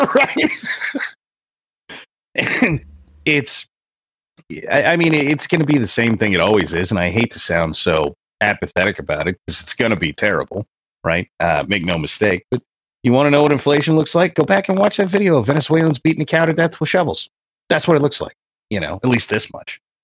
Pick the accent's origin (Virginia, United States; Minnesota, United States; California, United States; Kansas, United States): California, United States; I grew up in California